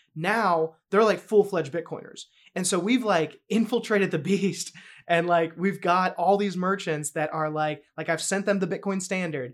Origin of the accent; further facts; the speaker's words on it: North Carolina, United States; moved away; also born or lived in New York; born and raised in North Carolina.